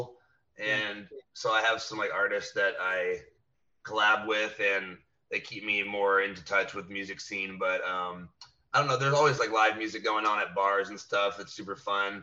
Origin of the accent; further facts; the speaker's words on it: Indiana, United States; moved away as an adult; now in Austin, United States; I come from Indiana